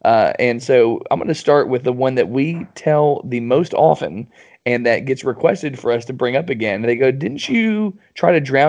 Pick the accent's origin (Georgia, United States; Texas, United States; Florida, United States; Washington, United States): Florida, United States; We grew up in Florida. I'm still here.